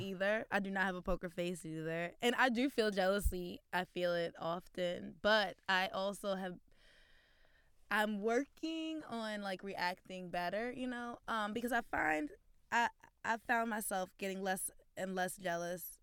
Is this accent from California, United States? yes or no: no; Baltimore, Maryland, United States; now in Brooklyn, United States; based in Brooklyn, but originally from Baltimore, Maryland.